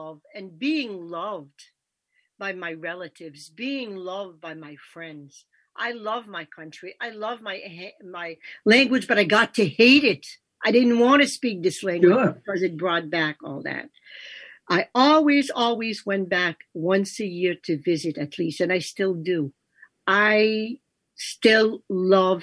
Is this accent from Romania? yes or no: no; Canada; first language French; English is a second language; moved away as an adult; also born or lived in New York; my life in Canada, my life with my siblings and everything ended when I was 18